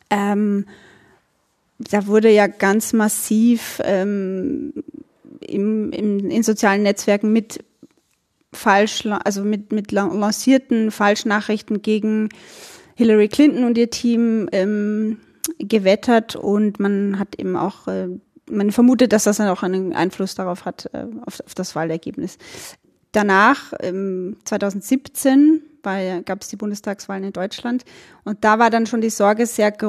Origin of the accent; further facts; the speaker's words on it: Burgenland, Austria; Also ich bin aus dem Burgenland und das könnte sein, dass wir im Laufe des Gesprächs immer wieder mal so in äh, den österreichischen Dialekt abdriften.